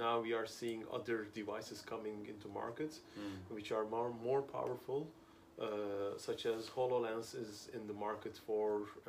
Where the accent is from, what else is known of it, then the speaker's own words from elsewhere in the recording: Amsterdam, North Holland, Netherlands; English is a second language; as you said, I'm here in Busan in South Korea for the last week, and I come from Amsterdam.